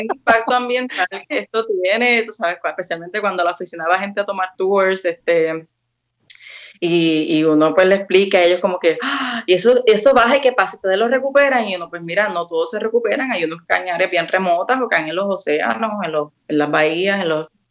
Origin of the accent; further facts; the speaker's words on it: Ponce, Puerto Rico; moved away as an adult; also born or lived in Mayagüez, Puerto Rico / Washington DC, United States; now in Washington DC area, United States; yo soy nacida y criada en Ponce